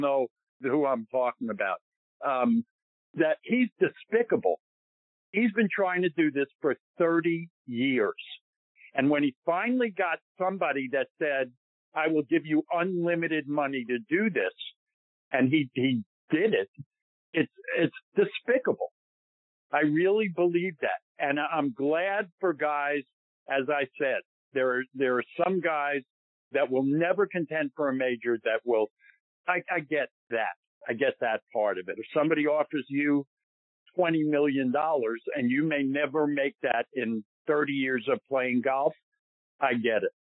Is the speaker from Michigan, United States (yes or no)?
no; New York, United States; I feel I'm a New Yorker